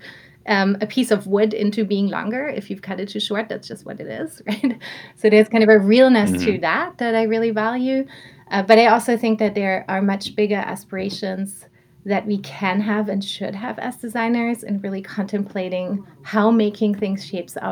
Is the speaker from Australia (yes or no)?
no; Southern Germany, Germany; moved away; growing up in Germany, I come from a small town in southern Germany